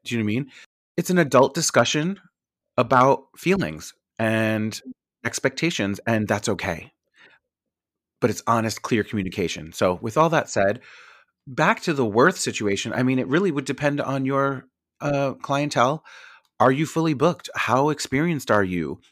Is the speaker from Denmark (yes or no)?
no; New York, United States; I'm from New York.